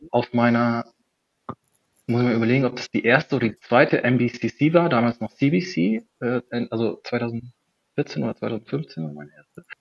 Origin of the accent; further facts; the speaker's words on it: Germany; also ich komme aus der Nähe von, von Bremen und vom Dorf